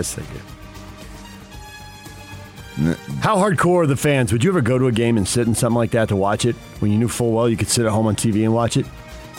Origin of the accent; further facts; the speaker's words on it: San Diego, California, United States; I grew up in San Diego